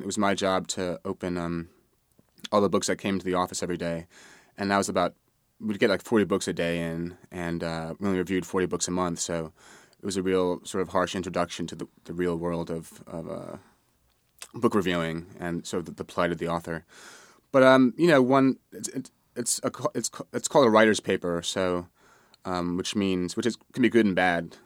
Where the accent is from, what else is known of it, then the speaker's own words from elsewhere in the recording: New York City, New York, United States; I grew up in Manhattan